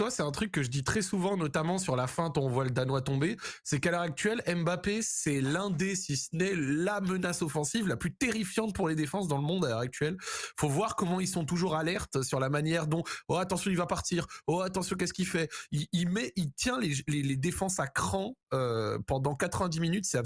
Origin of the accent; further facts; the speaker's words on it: France; ça c'est aussi parce que je suis français